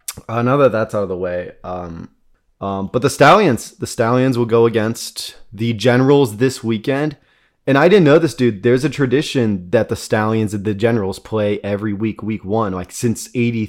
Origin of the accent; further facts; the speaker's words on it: Midwest, United States; We're two dudes from the Midwest. I think we're qualified as Midwest trash.